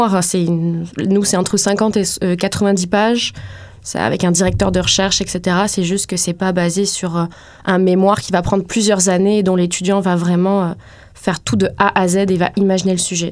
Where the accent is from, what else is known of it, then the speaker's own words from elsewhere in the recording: France; moved away as an adult; now in Montreal, Canada; moi je suis française, donc je suis arrivée ici il y a un peu plus de 5 ans, en 2014